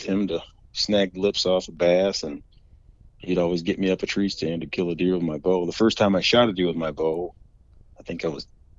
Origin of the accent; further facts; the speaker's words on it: Mecosta, Michigan, United States; I'm from Macosta, Michigan. I grew up in Macosta, Michigan, born and raised